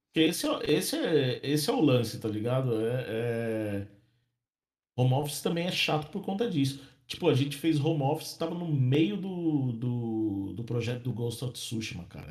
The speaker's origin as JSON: {"language": "Portuguese", "town": "Santo André", "region": "São Paulo", "country": "Brazil", "moved": "as an adult", "lives_now": "Ireland", "said": "eu sou de Santo André, né? Na Grande São Paulo"}